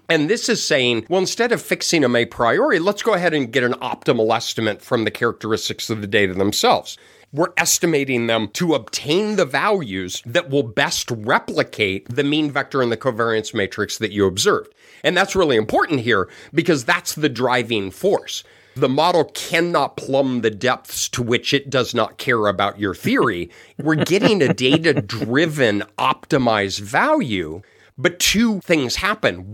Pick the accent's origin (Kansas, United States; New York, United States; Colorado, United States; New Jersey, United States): Colorado, United States; I grew up in Colorado